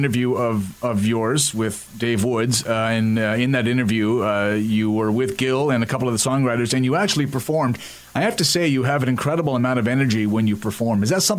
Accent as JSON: {"language": "English", "country": "Canada", "said": "I'm also French-Canadian"}